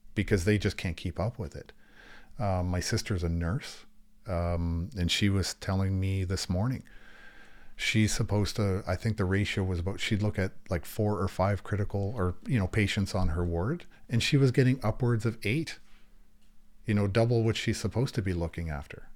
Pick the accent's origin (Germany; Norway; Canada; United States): Canada; Niagara Falls, Ontario; also born or lived in St. Catharines, Ontario; I was born and raised in, between Niagara Falls and, and Saint Catharines